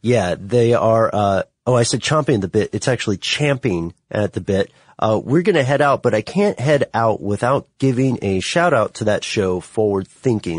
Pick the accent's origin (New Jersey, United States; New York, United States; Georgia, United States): Georgia, United States; Ellenwood; I'm from Ellenwood, Stockbridge area, which is south of Atlanta